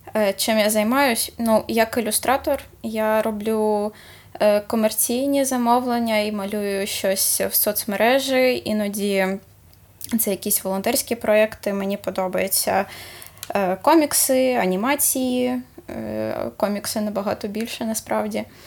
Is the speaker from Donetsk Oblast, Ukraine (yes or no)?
yes; Horlivka, Donetsk Oblast, Ukraine; moved away; also born or lived in Kharkiv; У мене в моїй рідній Горлівці